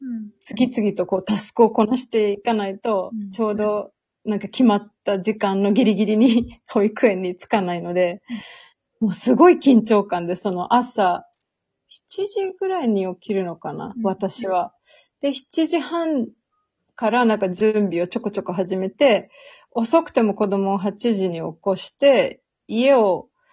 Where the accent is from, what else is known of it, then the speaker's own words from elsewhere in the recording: Serbia; 私はもともとセルビアで生まれて、父がセルビア人で、母は日本人なんですけど